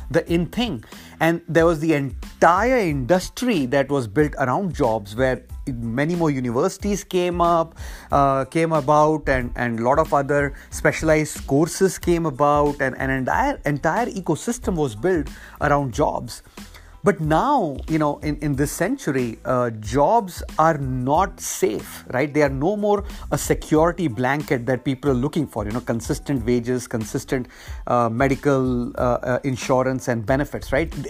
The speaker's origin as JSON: {"language": "English", "country": "India", "moved": "as an adult", "lives_now": "United States", "said": "that is why I came to the US from India in the late 90s for a great education and then getting a great job"}